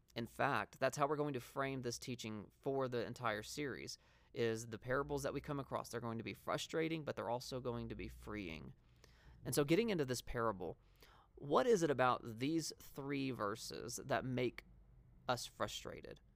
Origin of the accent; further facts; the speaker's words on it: the South, United States; now in Montana, United States; when Christy and I first moved up to Montana, um, we come from the South